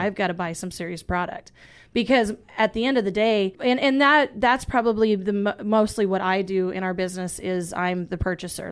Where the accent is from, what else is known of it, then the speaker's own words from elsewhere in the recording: Isabel, South Dakota, United States; I am from North Central South Dakota, uh, actually the Isabel area. All of my family is from, uh, Eagle Butte area. So, uh, I was, you know, raised in, in that part of the woods.